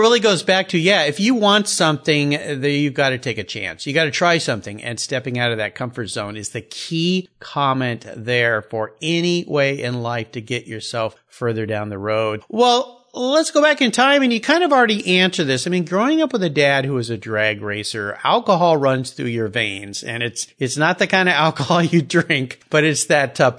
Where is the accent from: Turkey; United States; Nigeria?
United States; Southern California; when I was a kid growing up in Southern California